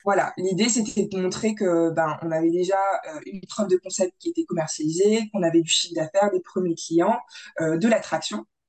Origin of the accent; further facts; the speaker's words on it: Grand Est, France; nous on vient du Grand Est